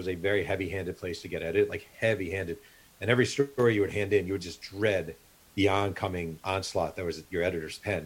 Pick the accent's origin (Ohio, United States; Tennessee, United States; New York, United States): New York, United States; Mahopac; moved away as an adult; also born or lived in New Rochelle, New York; now in California, United States; I grew up in New York.